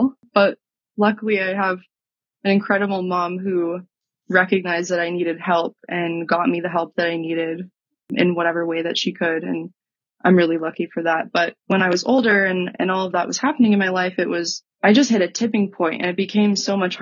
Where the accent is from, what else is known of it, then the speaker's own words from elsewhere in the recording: Texas, United States; moved away as an adult; also born or lived in Utah; I grew up in Texas